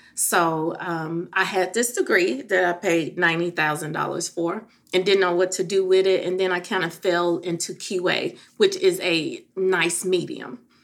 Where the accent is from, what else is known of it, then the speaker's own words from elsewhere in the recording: Memphis, Tennessee, United States; moved away; I am originally from Memphis